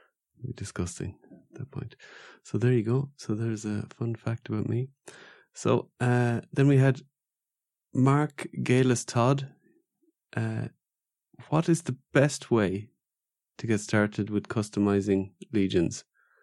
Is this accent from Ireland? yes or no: yes; Ireland; I'm from Ireland.